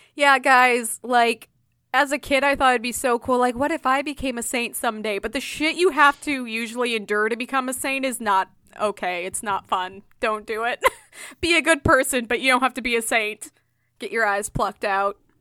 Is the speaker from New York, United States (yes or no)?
no; Illinois, United States; I was born in Illinois